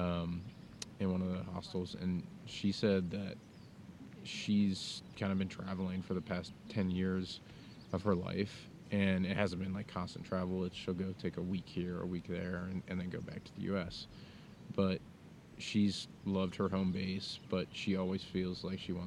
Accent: United States

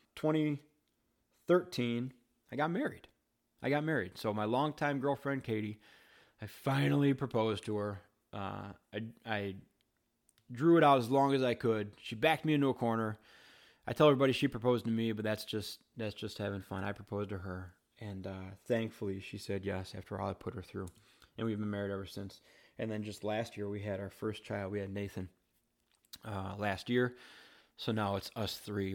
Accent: Wheaton, Illinois, United States; I grew up in Wheaton, Illinois

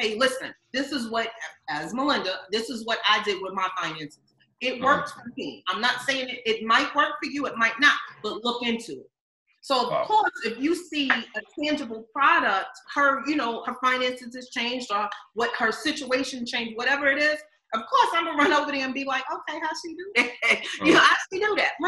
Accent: New York, United States; I'm a New Yorker

